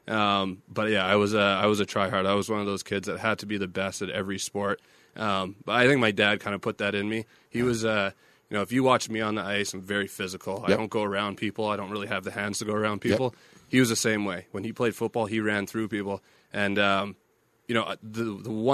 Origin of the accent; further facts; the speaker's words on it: Winnipeg, Manitoba, Canada; moved away as an adult; also born or lived in Pittsburgh; now in Las Vegas, United States; it's my hometown, too